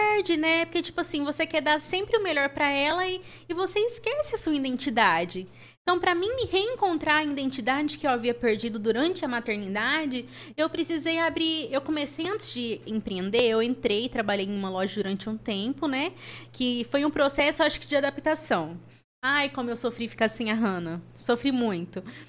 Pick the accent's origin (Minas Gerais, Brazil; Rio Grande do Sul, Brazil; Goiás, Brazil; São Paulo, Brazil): São Paulo, Brazil; Ituverava; moved away; eu sou natural de Ituverava, interior de São Paulo.